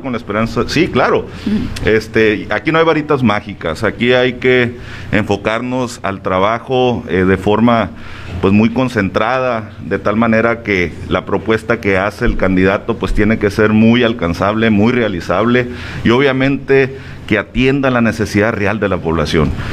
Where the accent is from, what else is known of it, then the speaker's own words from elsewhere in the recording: Huatabampo, Sonora, Mexico; now in Navojoa, Mexico; Yo soy oriundo de Chojoa, soy del Bacame, Ah, pero ya tengo algunos años viviendo aquí